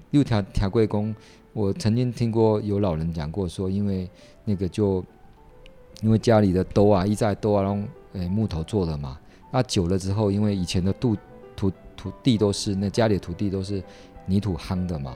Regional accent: Yilan County, Taiwan; 尤其是我们故乡的这些这么好的人

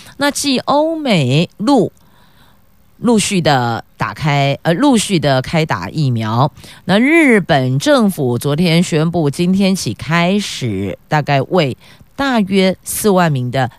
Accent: Taoyuan, Taiwan; 我们桃园人是敞开大门，欢迎来做客啦

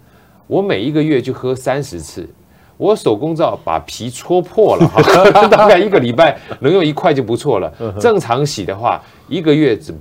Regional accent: China; 我们从小就有观念是啊，能不欠钱就不要欠钱，尤其我们中国人欠钱感觉就不太好哈，是件坏事儿。

